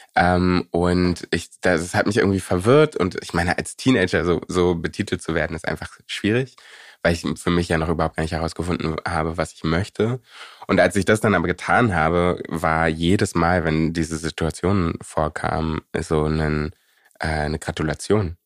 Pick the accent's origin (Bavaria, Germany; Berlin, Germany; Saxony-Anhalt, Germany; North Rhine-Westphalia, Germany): Berlin, Germany; Prenzlauer Berg, wo ich aufgewachsen bin, ist in den 90ern und Anfang 2000ern ähm, sehr weiß gewesen